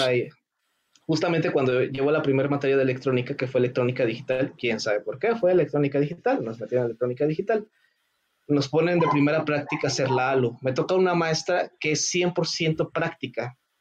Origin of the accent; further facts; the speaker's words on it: Mexico; no soy japonés, no soy asiático, soy 100% mexicano